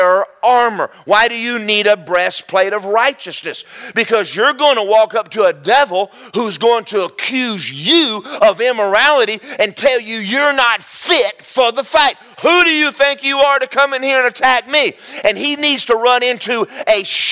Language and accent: English; Southern US, United States; moved away as an adult; now in Florida, United States; I'm not from Florida. Where I'm from is four seasons